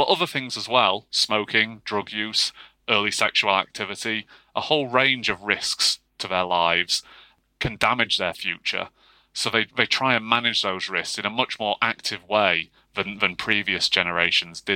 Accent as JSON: {"language": "English", "region": "Yorkshire and the Humber", "country": "United Kingdom", "tie": "born or raised there", "said": "I grew up in Yorkshire as well."}